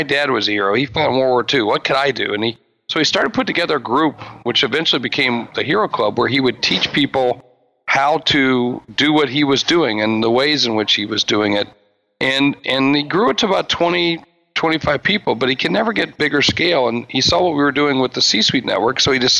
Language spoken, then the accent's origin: English; Charleston, West Virginia, United States; also born or lived in South Dakota; I hail from South Dakota. I mentioned that. That's not my original home. My original home was Charleston, West Virginia, but my dad was in the military. We lived all over the world and all over the country